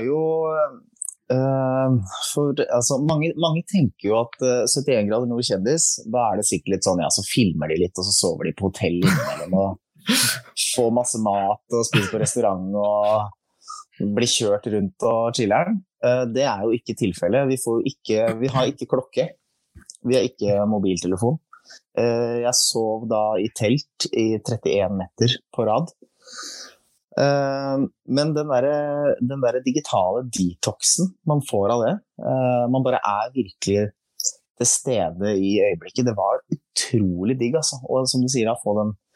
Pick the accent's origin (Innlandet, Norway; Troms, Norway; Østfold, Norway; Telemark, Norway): Telemark, Norway; Skien; Jeg kommer fra Skien. Vi prata egentlig, egentlig litt breiere der jeg kommer fra